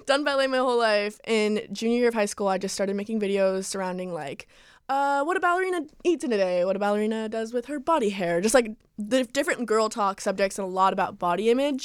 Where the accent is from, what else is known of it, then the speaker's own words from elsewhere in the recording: Calabasas, California, United States; also born or lived in New York; I lived here all my life, Calabasas